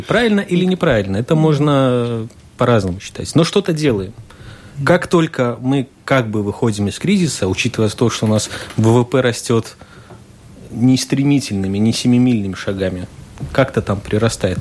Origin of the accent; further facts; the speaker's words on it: Rēzekne, Latgale, Latvia; я человек из Резакна